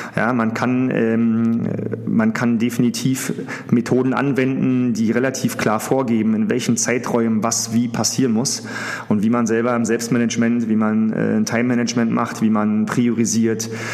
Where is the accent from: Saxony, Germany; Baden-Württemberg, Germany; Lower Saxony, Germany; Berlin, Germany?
Berlin, Germany; ich äh, aus Berlin komme, beziehungsweise aus dem Rand Berlin, wo ich auch aufgewachsen bin